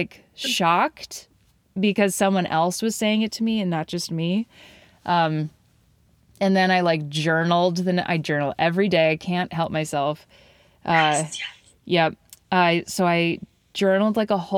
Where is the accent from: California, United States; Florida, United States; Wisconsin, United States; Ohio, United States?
Wisconsin, United States; Madison; I'm back in my hometown, Madison